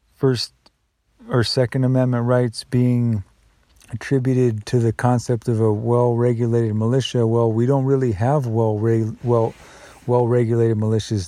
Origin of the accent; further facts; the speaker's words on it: United States; I'm still an American